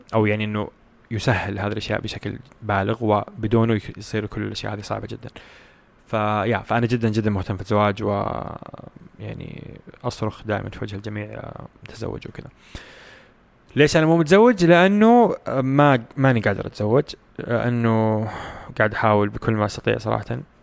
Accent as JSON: {"language": "Arabic", "country": "Saudi Arabia", "said": "عندنا في السعوديه"}